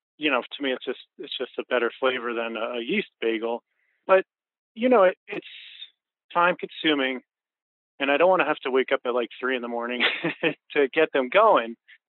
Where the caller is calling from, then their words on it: Highland, New York, United States; I'm calling from Highland, New York.